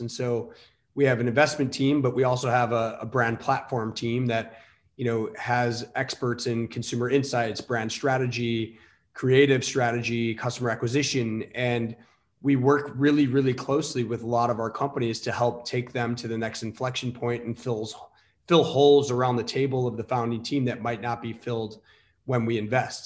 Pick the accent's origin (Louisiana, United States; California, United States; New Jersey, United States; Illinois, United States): Illinois, United States; Elmhurst; I grew up in the suburbs of chicago um, western western burbs elmhurst oakbrook area